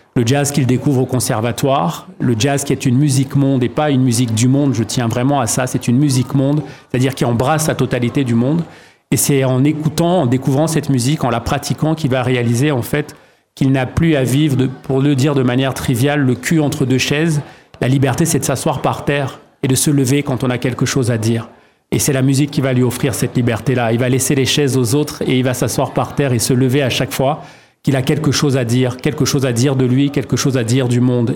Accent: Douala, Littoral, Cameroon; à Douala au Cameroun où je suis né et où j'ai grandi

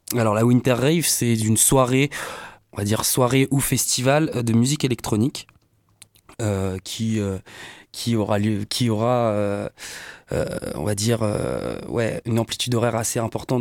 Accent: Le Mans, Pays de la Loire, France; on est du Mans

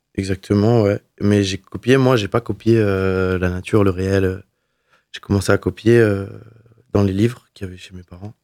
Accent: Le Mans, Pays de la Loire, France; moved away as an adult; also born or lived in Milan, Italy; now in Montreuil, France; Je suis né au Mans et très fier d'être né dans cette ville. En, le 12 mars 1996, euh, j'ai commencé, du coup, j'ai passé 23 ans ici avant de partir euh, en Italie et ensuite à Paris

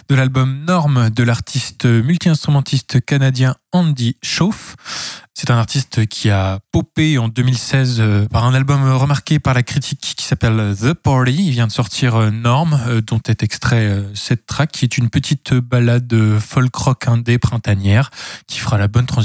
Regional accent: Belgium; accent: Belgian; Euh, je parle avec un accent, un accent belge.

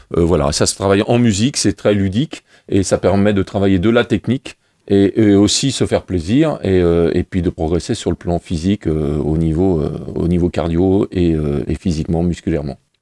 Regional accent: Le Mans, Pays de la Loire, France; je viens des, des quartiers des Roncerets, du Mans

